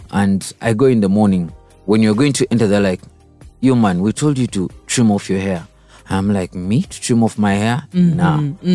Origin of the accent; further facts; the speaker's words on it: Kampala, Central Region, Uganda; also born or lived in Kashari, Uganda; I grew up from around Kampala, Chitintale